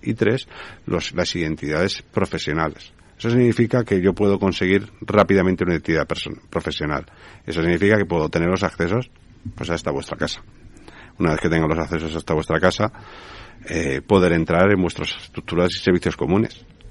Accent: Spain

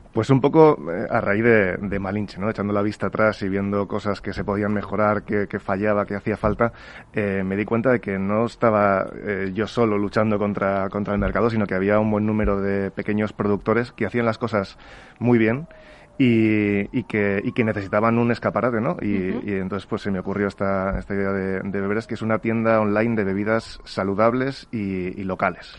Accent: Spain; en España somos muy saludables o muy poco saludables

